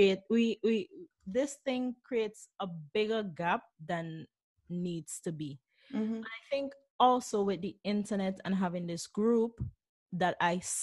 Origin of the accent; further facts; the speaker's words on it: St. Vincent & Grenadines; moved away as an adult; now in Brussels, Belgium; There were things that I grew up with in St. Vincent